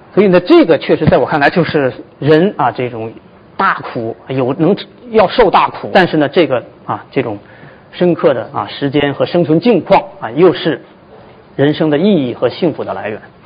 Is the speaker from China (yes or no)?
yes; China; moved away as an adult; also born or lived in United States; 我们中国人